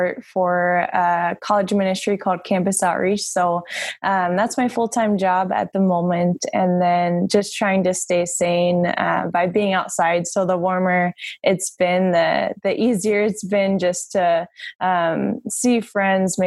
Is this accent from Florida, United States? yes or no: yes; Tampa, Florida, United States; now in Minnesota, United States; I grew up in Tampa, Florida.